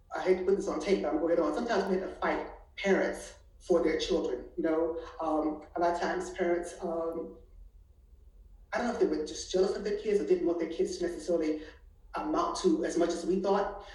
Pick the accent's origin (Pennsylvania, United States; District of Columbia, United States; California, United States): District of Columbia, United States; Washington; moved away as an adult; also born or lived in Atlanta; now in Houston, United States; I'm an East Coast girl, born and raised in Washington D.C.